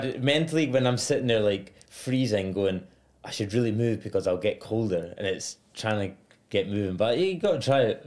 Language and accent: English; Edinburgh, Scotland, United Kingdom; accent: posh Edinburgh; now in Australia; I'm from Edinburgh, so I'm class, it's almost like a posh accent